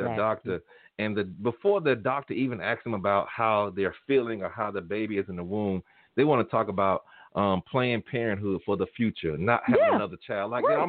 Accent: Tuskegee, Alabama, United States; born or raised there

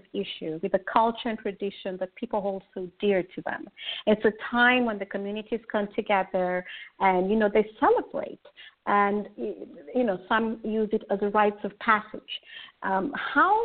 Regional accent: Kenya; moved away; I'm originally from Kenya

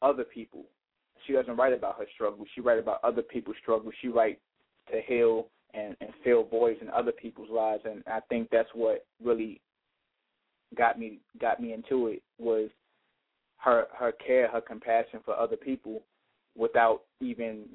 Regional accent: Chicago, Illinois, United States; now in Markham, United States; I came from, I grew up in Chicago, uptown

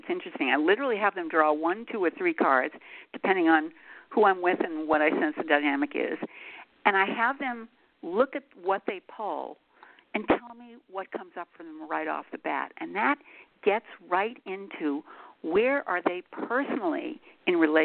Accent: Boston, Massachusetts, United States; also born or lived in Montreal, California, United States; now in Los Angeles, United States; I was a Bostonian

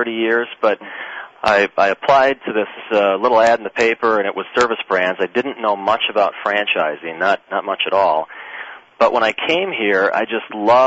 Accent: Wisconsin, United States; now in Michigan, United States; I'm actually from Wisconsin

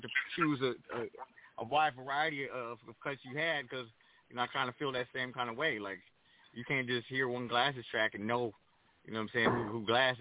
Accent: Pomona, California, United States; moved away as an adult; also born or lived in Crenshaw, Los Angeles; now in Los Angeles, United States; a DJ growing up in Pomona

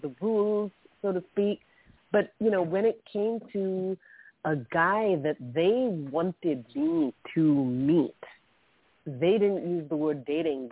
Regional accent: Mumbai, Maharashtra, India; So I grew up in Mumbai. I spent my teenage years in Mumbai very much.

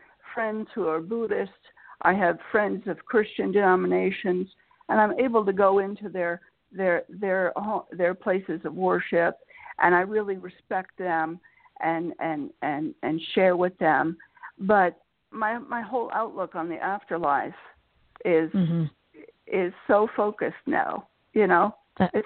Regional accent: Florida, United States; As a teenager, I was growing up in Florida

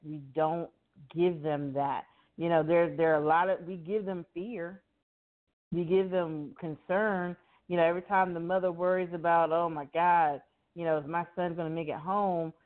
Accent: Miami, Florida, United States; growing up in Miami, I grew up around a lot of different nationalities

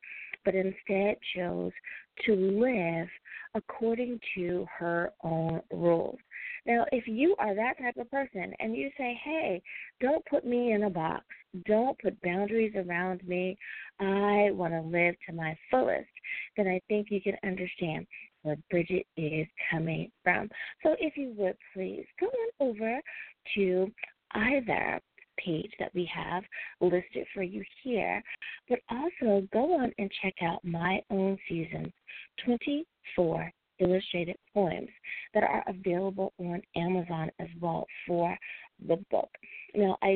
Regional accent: United States; my home country, the U.S. of A.

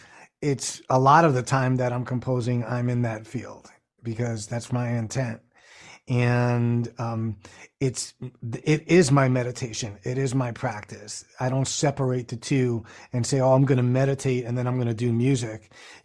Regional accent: New York City, New York, United States; my friends that I grew up with in the Bronx, and I grew up in New York City

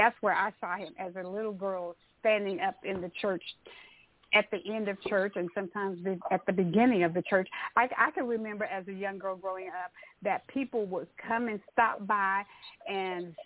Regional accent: Tyler, Texas, United States; as a young girl growing up in Tyler, Texas

